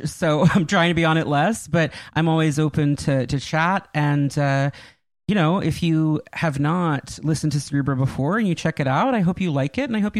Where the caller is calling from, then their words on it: Westchester, New York, United States; Westchester, New York, about 20 minutes from Salem Center. I'm at my parents' house.